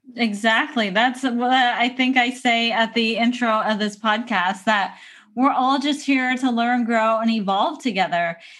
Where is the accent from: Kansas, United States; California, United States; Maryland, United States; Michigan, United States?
California, United States; San Diego; moved away as an adult; now in Portland, United States; you live in a place where I grew up for probably thirty years